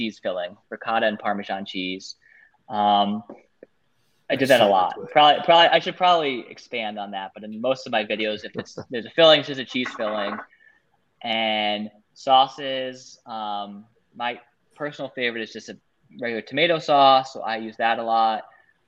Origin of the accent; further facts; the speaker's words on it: New York City, New York, United States; I'm definitely a New Yorker. Now I'm outside of the city, but I love living in New York City